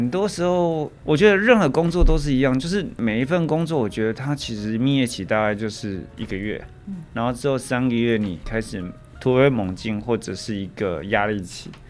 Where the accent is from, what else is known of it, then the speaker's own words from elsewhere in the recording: Taoyuan, Taiwan; 我在当兵前我是念工科的，我念二专，然后我那时候是高职是念电机，我是桃园人。